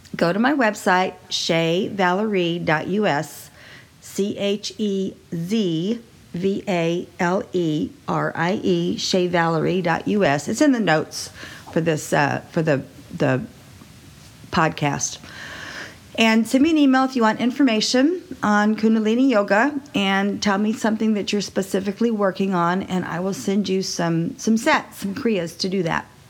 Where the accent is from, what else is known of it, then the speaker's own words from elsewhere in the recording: Texas, United States; I was raised in Texas